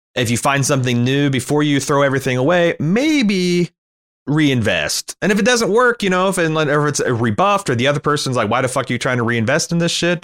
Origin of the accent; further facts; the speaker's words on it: United States; as an American